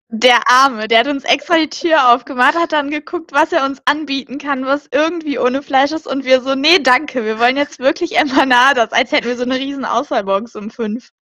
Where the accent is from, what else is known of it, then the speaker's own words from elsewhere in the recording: Germany; wir haben gesagt, somos alemanas, das heißt so, wir sind Deutsche